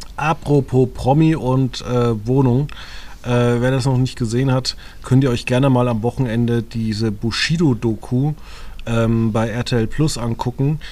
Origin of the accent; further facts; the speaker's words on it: Germany; wir sind Deutsche